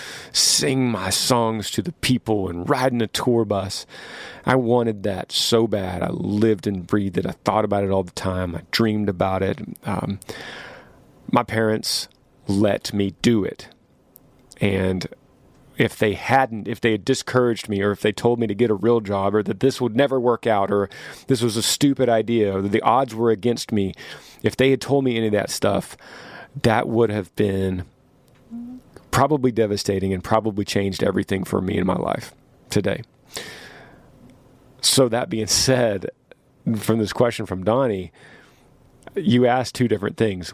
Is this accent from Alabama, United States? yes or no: no; Texas, United States; to live in my home state of Texas